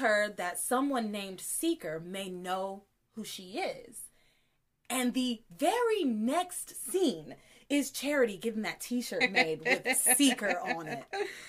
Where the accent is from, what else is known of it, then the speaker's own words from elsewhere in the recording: the South, United States; I'm from the South.